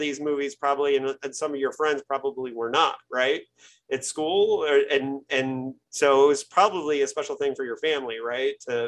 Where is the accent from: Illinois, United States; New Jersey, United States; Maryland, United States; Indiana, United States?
Indiana, United States; Bloomington; I grew up in Indiana, Bloomington, Indiana, hour south of Indianapolis, college town.